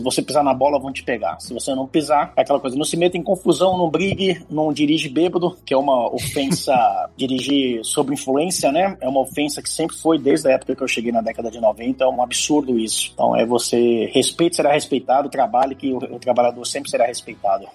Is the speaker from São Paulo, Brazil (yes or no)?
yes; São Vicente, São Paulo, Brazil; moved away as an adult; also born or lived in Santos; now in United States; Eu nasci em Santos, morei em São Vicente minha vida inteira